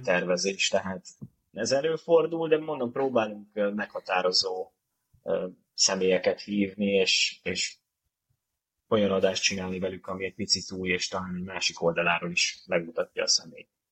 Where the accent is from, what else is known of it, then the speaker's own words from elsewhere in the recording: Budapest, Hungary; a tizenötödik kerülethez, ahol felnőttem